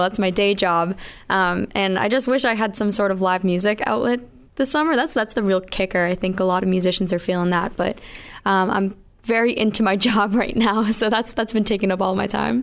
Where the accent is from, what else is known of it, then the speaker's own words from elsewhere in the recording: Mansfield, Massachusetts, United States; also born or lived in Miami, Florida; I'm from Mansfield, Massachusetts, and I'm 21, just turned 21.